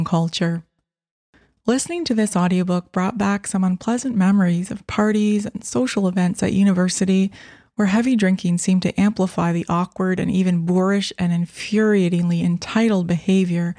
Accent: London, Ontario, Canada; I was born in London and I lived there for many years

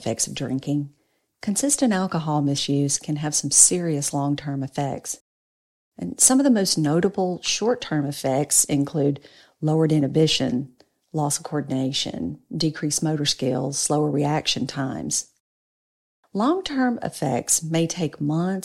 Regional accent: North Louisiana, United States; I grew up and live in North Louisiana

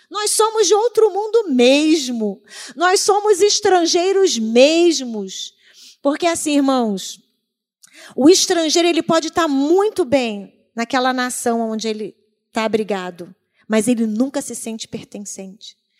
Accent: Brazil; also born or lived in South Korea; é a minha terra

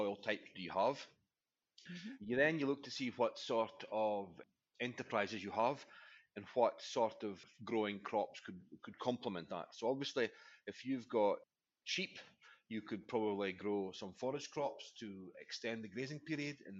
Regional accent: Aberdeenshire, Scotland, United Kingdom; I'm from Aberdeenshire, brought up on a farm in Aberdeenshire

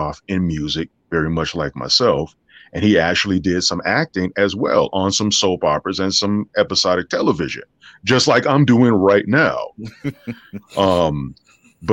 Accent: Las Vegas, Nevada, United States; now in Los Angeles, United States; I'm originally from Vegas

